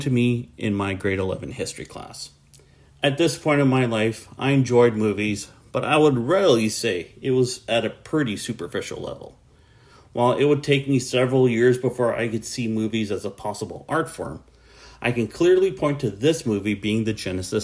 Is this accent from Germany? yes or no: no; Canada; as a Canadian